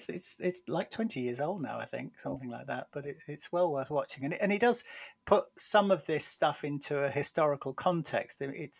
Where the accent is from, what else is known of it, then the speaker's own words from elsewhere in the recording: North West England, United Kingdom; moved away; And my parents were teachers, and I felt that I kind of escaped my background in a way, because I moved from Lancashire down to the southeast, and I felt much the same.